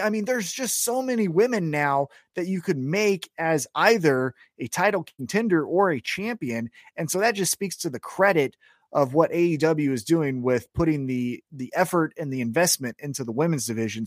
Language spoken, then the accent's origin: English; Kansas City, United States; I'm from Kansas City